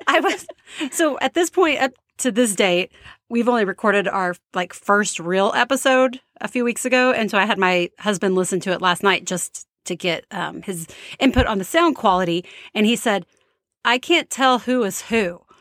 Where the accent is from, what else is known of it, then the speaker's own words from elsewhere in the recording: Texas, United States; moved away as an adult; now in Charlottesville, United States; We are from Texas